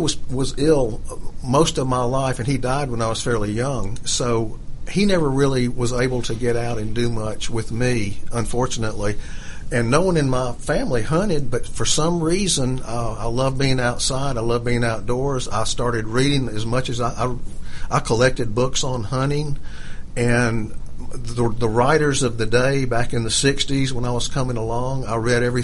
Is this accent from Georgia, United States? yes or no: yes; DeKalb County, outskirts of Atlanta, Georgia, United States; also born or lived in Augusta, Georgia; Then we moved to the outskirts of Atlanta to DeKalb County when it was still pretty undeveloped. And so I had a chance to grow up in a suburban area